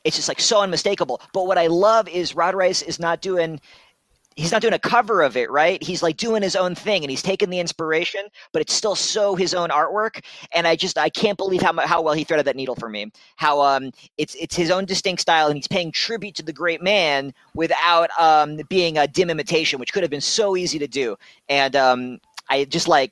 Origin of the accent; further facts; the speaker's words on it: New York, United States; now in Ohio, United States; I grew up in New York and I live in Ohio now.